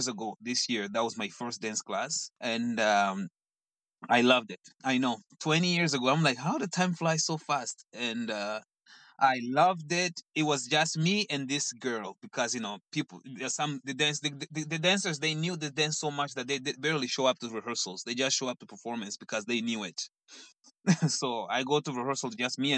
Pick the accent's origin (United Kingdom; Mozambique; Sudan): Mozambique; English is a second language; moved away as an adult; now in Toronto, Canada; So, I was born in Mozambique, born and raised in Mozambique.